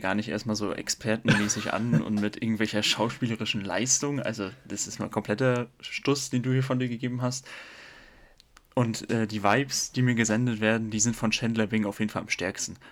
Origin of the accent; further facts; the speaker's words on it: Parchim, Mecklenburg-Vorpommern, Germany; moved away as an adult; now in Stuttgart, Germany; ich komme aus Mecklenburg-Vorpommern, um genau zu sein, aus Parchim